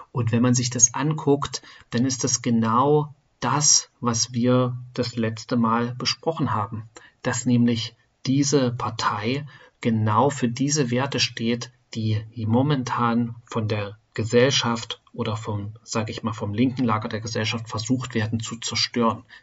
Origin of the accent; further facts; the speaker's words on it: Germany; Ja, wir als Deutsche ähm, oder ich bin in Deutschland geboren, in Deutschland aufgewachsen.